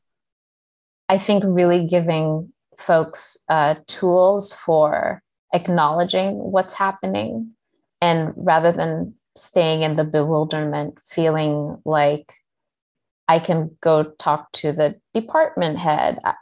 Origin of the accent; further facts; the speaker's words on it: Kenya; moved away; I had like one sixth grade teacher growing up in Kenya